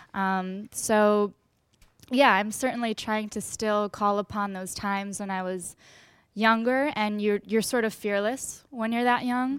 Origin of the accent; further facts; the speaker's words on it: Westchester, New York, United States; I'm from Westchester, New York